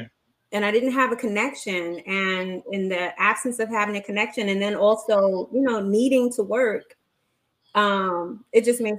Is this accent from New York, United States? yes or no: yes; New York City, New York, United States; also born or lived in Virginia; I was born and raised in the Bronx. Not too far from Yankee Stadium and what used to be the Fever, where … used to hang out.